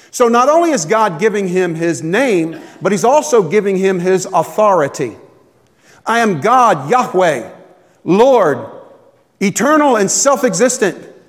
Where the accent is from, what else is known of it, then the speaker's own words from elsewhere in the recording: Tampa, Florida, United States; moved away; When I was growing up in Tampa